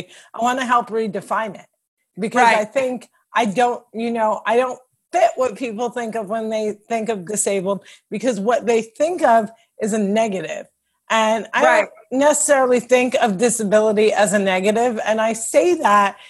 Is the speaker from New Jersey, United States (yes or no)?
yes; Cliffside Park, New Jersey, United States; I'm from Cliffside Park, New Jersey